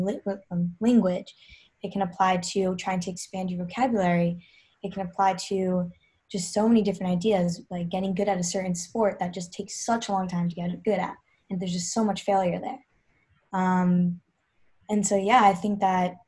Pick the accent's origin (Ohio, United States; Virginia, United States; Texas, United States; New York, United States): New York, United States; also born or lived in Georgia; grew up in New York. I was born in Georgia